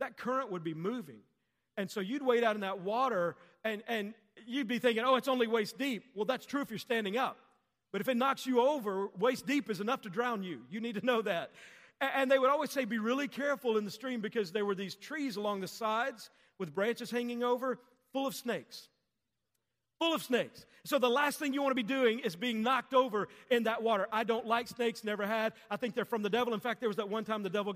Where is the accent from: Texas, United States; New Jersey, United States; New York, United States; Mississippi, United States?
Texas, United States; as a kid growing up, I grew up in Texas